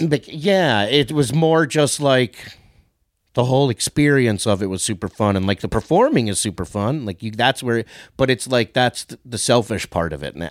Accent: New York, United States; moved away; I grew up in New York.

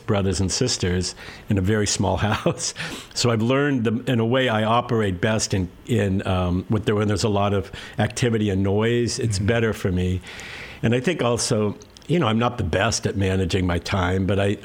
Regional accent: Santa Monica, California, United States; also born or lived in Ocean Park / Westchester, Los Angeles; I'm originally from right here. I grew up

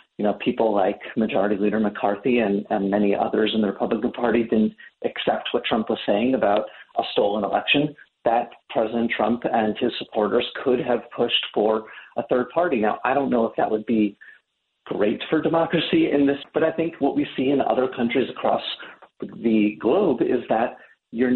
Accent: New York, United States; I'm from New York

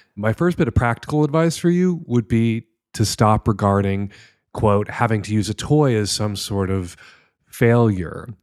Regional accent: United States; as an American

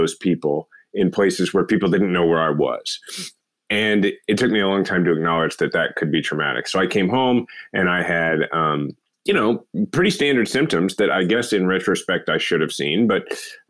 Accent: Kansas City, Missouri, United States; my hometown, Kansas City

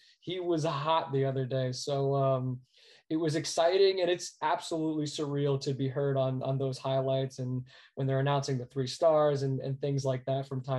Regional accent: Teaneck, New Jersey, United States; also born or lived in Florida; I was born in New Jersey at a Holy Name Hospital in Teaneck. My family packed up and moved to Florida when I was about 6 years old. We stayed for 2 to 3 years and they couldn't stay away from the Garden State. So we made our way back.

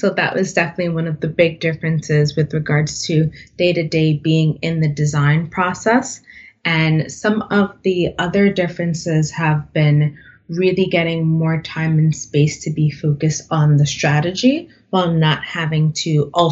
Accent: New York City, New York, United States; I was born and raised in the Bronx.

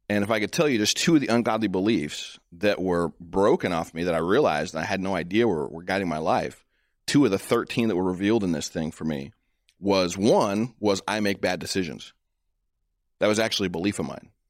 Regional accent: United States; You know, as a American, as a Christian, as a as a black man, as a husband, as a father, this is what I see is at stake.

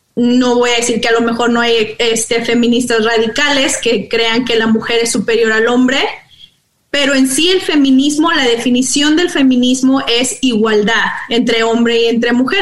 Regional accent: Monclova, Coahuila, Mexico; now in United States; Yo soy originaria de Monclova, Coahuila entonces, creciendo allá en los noventas

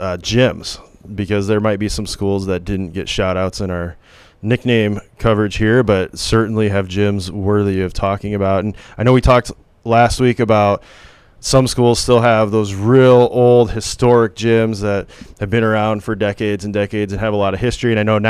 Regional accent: Sheldon, Iowa, United States; I'm from Sheldon, Iowa. I didn't go to Sheldon High School.

